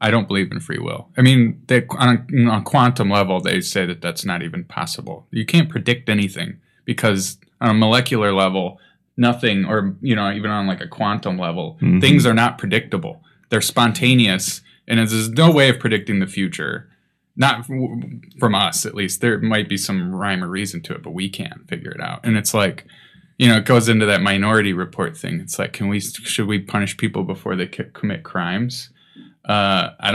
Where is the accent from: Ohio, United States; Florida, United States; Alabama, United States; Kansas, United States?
Ohio, United States; Cuyahoga County; born or raised there